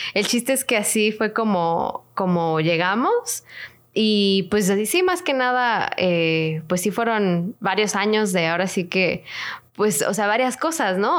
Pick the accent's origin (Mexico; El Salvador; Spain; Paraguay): Mexico; moved away as an adult; now in Toronto, Canada; soy mexicana, así como Katia también, las dos somos mexicanas